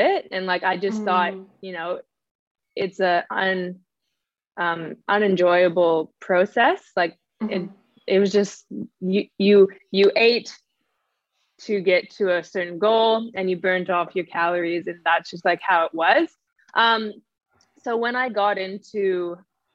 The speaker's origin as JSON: {"language": "English", "country": "Canada", "moved": "yes", "lives_now": "Australia", "said": "I'm Canadian. I live in Australia"}